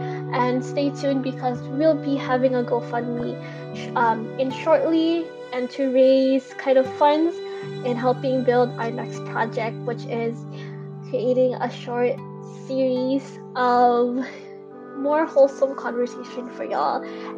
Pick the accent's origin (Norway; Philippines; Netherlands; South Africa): Philippines; Because as a nation, as a Filipino, there's just so much to unravel and uncover.